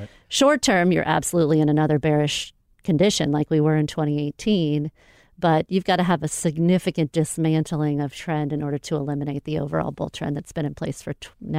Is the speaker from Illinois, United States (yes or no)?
no; Florida, United States; I'm from Florida or went to the University of Florida.